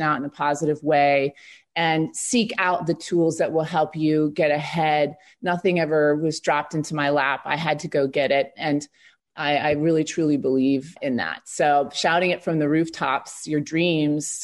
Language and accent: English; Michigan, United States; moved away; also born or lived in New York; I came from Michigan